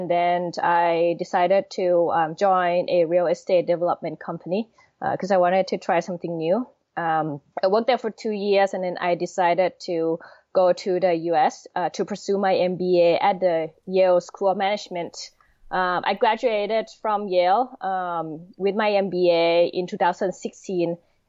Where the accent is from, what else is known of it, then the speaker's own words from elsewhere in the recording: Thailand; moved away as an adult; also born or lived in Washington, D.C.; I'm originally born and raised in Thailand